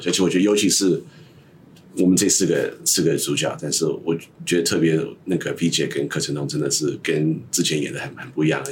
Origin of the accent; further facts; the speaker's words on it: Northern California, United States; also born or lived in East Coast of the United States; 我在美国东岸出生，但是我完全是在北加州那个成长的